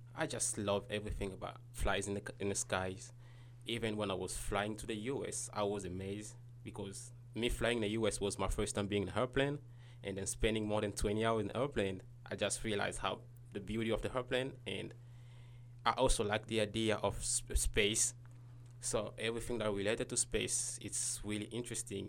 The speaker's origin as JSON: {"language": "English", "region": "Kinshasa", "country": "DR Congo", "moved": "as an adult", "lives_now": "United States", "said": "I'm from Congo, Kinshasa"}